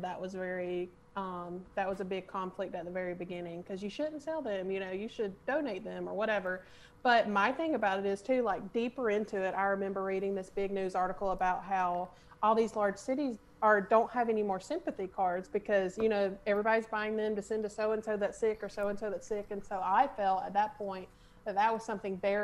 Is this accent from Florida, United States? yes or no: no; Opp, Alabama, United States; I grew up in Op and I love Op and I always have.